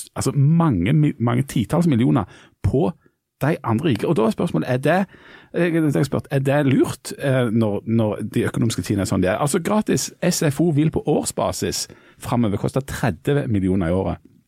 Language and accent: Norwegian; Bryne, Rogaland, Norway; Bryne var når jeg vokste opp omtalt som mønsterbruket på Jæren